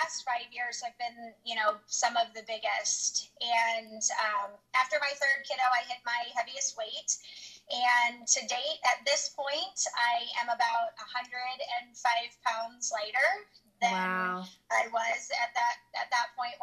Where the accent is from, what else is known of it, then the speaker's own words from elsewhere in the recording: St. Louis, Missouri, United States; also born or lived in Kansas City; I'm from St. Louis. I have pretty much been here most of my life. I was born in Kansas City